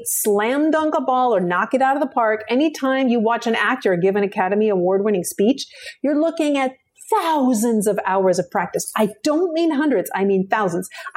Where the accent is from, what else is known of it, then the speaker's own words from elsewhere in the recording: Vancouver, British Columbia, Canada; moved away; I'm from British Columbia